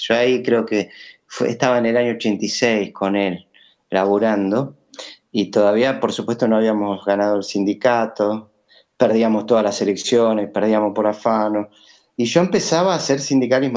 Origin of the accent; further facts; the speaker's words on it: Buenos Aires, Argentina; me crié en Pompeya, soy maestro Pompeya y espero seguir en Pompeya